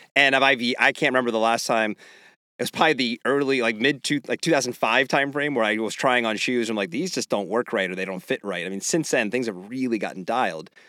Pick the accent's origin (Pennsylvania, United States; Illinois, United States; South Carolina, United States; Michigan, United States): Pennsylvania, United States; I grew up in Pennsylvania